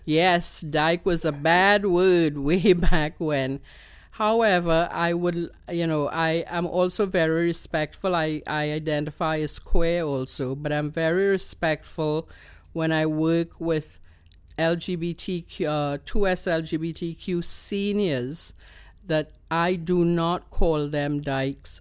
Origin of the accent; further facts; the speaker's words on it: Trinidad & Tobago; accent: Trini; now in Canada; you know that I'm a Trini.